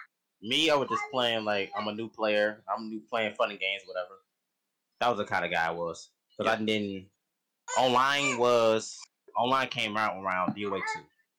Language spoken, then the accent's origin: English; Chicago, Illinois, United States; now in Peoria, United States; I'm from Chicago, Illinois, but I probably live in Peoria now.